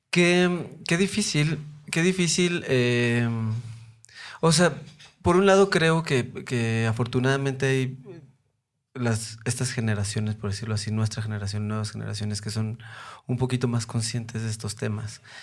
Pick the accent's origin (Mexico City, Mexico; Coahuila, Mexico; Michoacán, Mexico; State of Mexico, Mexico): Mexico City, Mexico; yo soy de Coyoacán, yo soy nacido y crecido allá